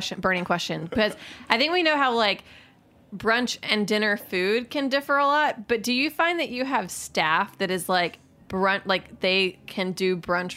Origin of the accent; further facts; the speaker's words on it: Alabama, United States; I'm from Alabama